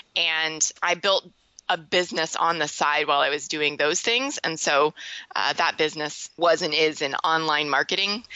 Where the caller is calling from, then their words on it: Louisville, Kentucky, United States; I am calling you from Louisville, Kentucky.